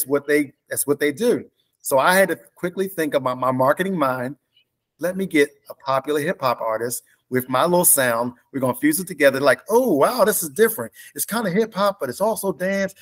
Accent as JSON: {"language": "English", "town": "Baltimore", "region": "Maryland", "country": "United States", "said": "I'm from Baltimore, Maryland"}